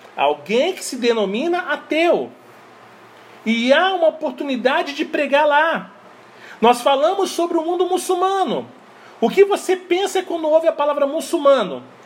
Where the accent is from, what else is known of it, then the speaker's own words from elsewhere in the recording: Brazil; Eu sou brasileiro